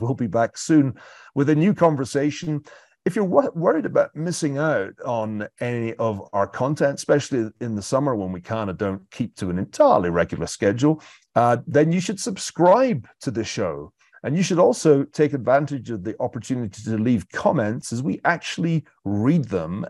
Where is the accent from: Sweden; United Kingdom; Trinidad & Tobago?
United Kingdom; being British